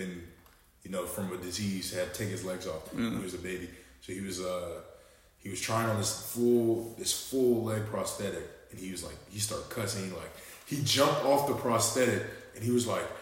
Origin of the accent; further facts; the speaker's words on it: Gwinnett County, Georgia, United States; moved away as an adult; now in Oxford, United States; I'm a small-town kid. I'm from Gwinnett, which is controversial